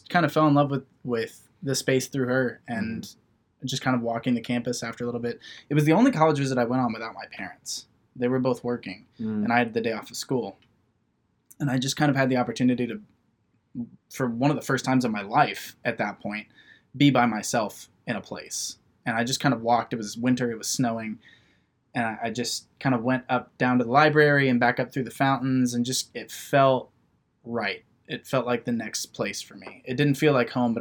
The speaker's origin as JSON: {"language": "English", "town": "Wapakoneta", "region": "Ohio", "country": "United States", "tie": "born or raised there", "said": "I grew up in Wapakoneta, Ohio"}